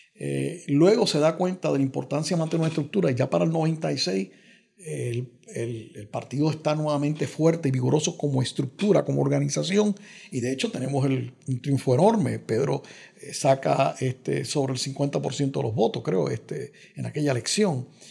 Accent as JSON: {"language": "Spanish", "town": "Carolina", "country": "Puerto Rico", "said": "en Carolina, mi pueblo"}